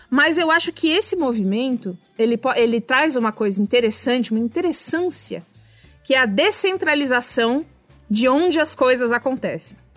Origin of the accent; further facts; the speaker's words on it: São Paulo, Brazil; eu cresci em São Paulo dentro de um apartamento.